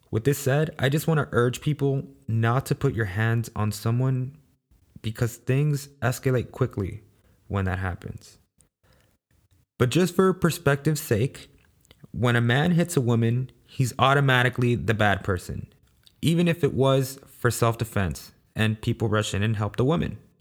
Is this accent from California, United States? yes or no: yes; Los Angeles, California, United States; I was born and raised in South Central Los Angeles, also known as the ghetto.